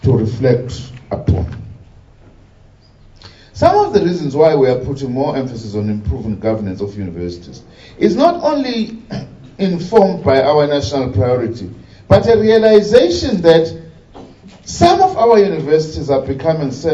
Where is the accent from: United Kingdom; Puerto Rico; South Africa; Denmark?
South Africa